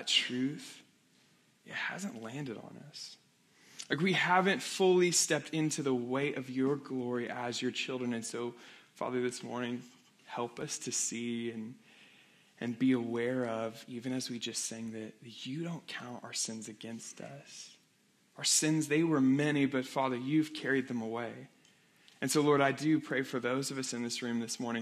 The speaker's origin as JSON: {"language": "English", "town": "Weatherford", "region": "Oklahoma", "country": "United States", "tie": "born or raised there", "said": "I was in my hometown of Weatherford, Oklahoma"}